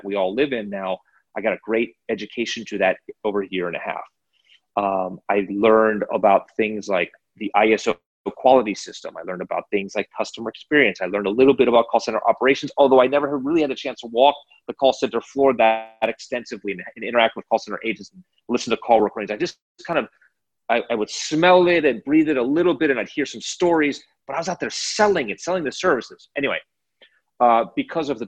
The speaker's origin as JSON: {"language": "English", "town": "Chevy Chase", "region": "Maryland", "country": "United States", "tie": "born or raised there", "said": "I'm from the Washington, D.C. area, suburban Washington, D.C., Chevy Chase, Maryland."}